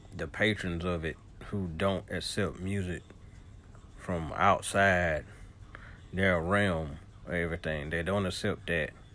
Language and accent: English; the South, United States; I'm a Southerner.